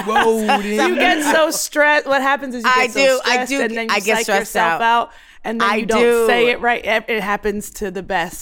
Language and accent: English; Baltimore, Maryland, United States; I'm from Baltimore. We don't hold our tongues there.